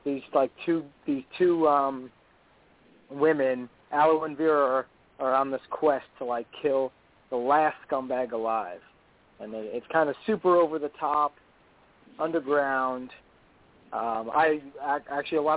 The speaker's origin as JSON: {"language": "English", "region": "New York", "country": "United States", "moved": "as an adult", "lives_now": "Dayton, United States", "said": "I'm originally from New York"}